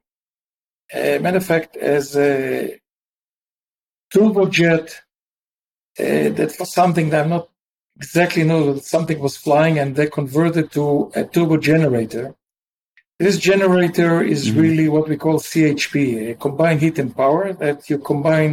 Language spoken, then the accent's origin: English; Israel; also born or lived in Massachusetts; I grew up in Israel